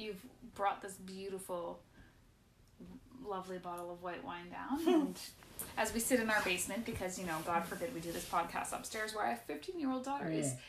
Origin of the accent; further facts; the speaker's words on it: Medicine Hat, Alberta, Canada; moved away as an adult; also born or lived in Newfoundland / Iceland; Born and raised, in Medicinette, Alberta, which not a lot of us are, actually.